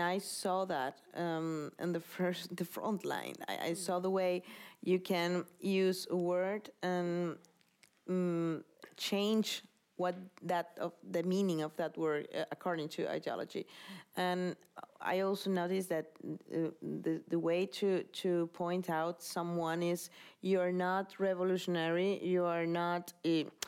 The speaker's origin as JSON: {"language": "English", "town": "Caracas", "region": "Capital District", "country": "Venezuela", "tie": "born or raised there", "second_language": "English", "moved": "as an adult", "lives_now": "Madrid, Spain", "said": "I was born in Caracas"}